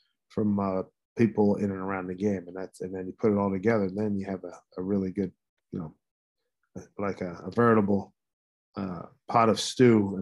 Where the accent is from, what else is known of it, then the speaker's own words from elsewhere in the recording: Philadelphia, Pennsylvania, United States; growing up in Philly